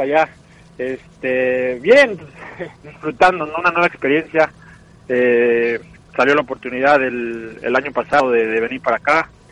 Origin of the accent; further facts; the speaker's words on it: Mexico; moved away as an adult; also born or lived in Scotland; now in Norway; nosotros tenemos una cosa buena como mexicanos